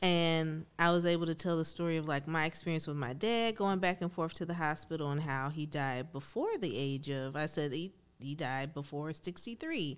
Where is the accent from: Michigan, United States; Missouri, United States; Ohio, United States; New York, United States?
Michigan, United States; Benton Heights; growing up in Ben Heights